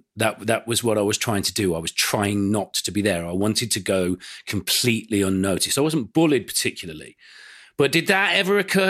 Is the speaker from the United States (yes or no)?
no; Aston, West Midlands, United Kingdom; born there; the first house that we lived in when I was born was in Aston, you know, on the outskirts of Birmingham city centre, a few doors down from Ozzy Osbourne's birthplace.